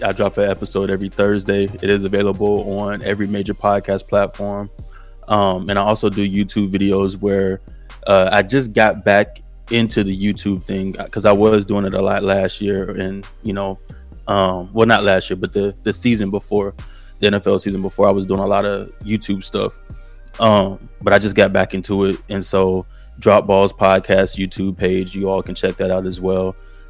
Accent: Jacksonville, Florida, United States; now in West Coast, United States; originally, I'm from Florida. I'm from Jacksonville, Florida.

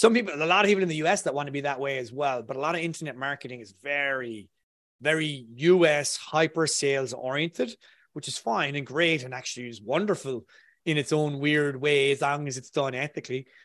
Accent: Ireland

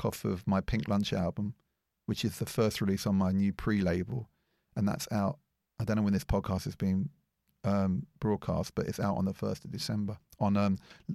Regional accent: London, United Kingdom; I worked in a record shop called Loppy Lugs in Edgware, where I grew up in North London.

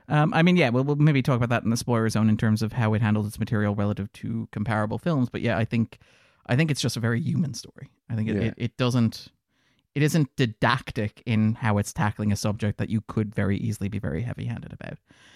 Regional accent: Ireland; I think one of the thrills of being an Irish film critic in the 2010s is watching all the things that Irish cinema can

